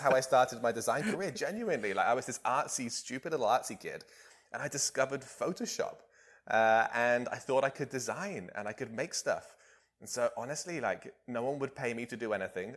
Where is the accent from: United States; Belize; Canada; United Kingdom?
United Kingdom; Bonny, England; my hometown in, uh, in Bonny, England